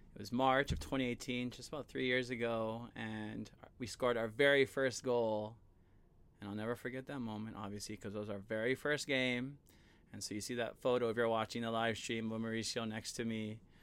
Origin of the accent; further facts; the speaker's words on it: Hawaii, United States; I'm from Hawaii